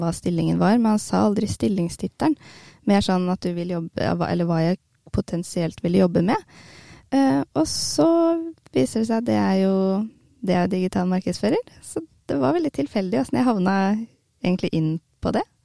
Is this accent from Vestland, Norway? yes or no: no; Hamar, Innlandet, Norway; Jeg er jo fra Hamar og bor på Hamar